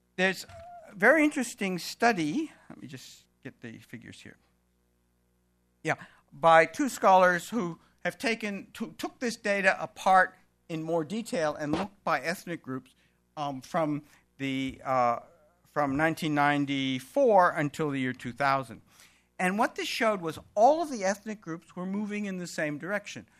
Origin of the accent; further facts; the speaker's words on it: Melbourne, Victoria, Australia; identifying as an Australian, as a Victorian, I live in the state of Victoria, and as a Melburnian